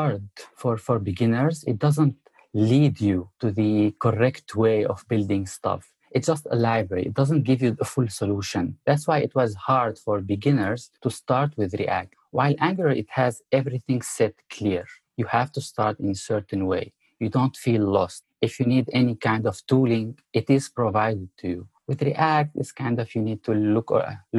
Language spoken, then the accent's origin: English; Syria; moved away as an adult; also born or lived in Abu Dhabi, United Arab Emirates; now in United States; I came from the Middle East, and more specifically from Syria.